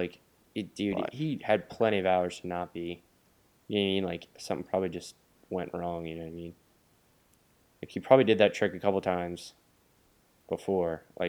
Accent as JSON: {"language": "English", "town": "Boston", "region": "Massachusetts", "country": "United States", "said": "we're from Boston."}